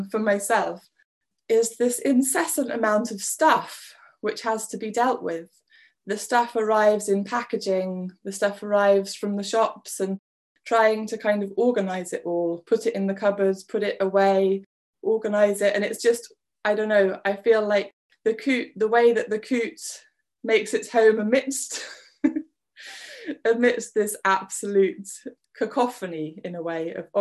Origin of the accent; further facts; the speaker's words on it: West Wales, United Kingdom; also born or lived in Bath; now in Scotland; I was born in Bath, but we moved to Wales when I was 6, and I'm now in Scotland